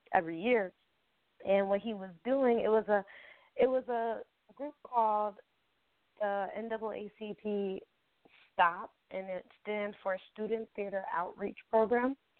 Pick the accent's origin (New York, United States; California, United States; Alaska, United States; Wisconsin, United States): New York, United States; Albany; I am from Albany, New York